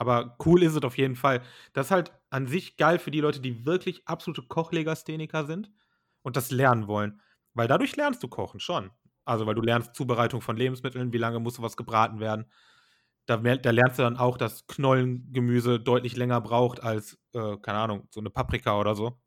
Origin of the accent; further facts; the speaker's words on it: Germany; bei uns in Deutschland